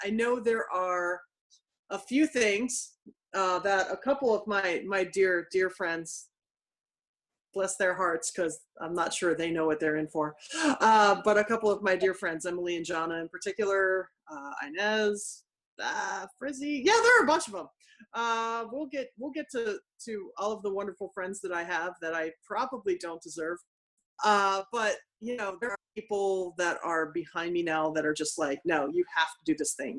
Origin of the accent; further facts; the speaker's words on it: Philadelphia, Pennsylvania, United States; butter cake is a dessert that I grew up with in Philadelphia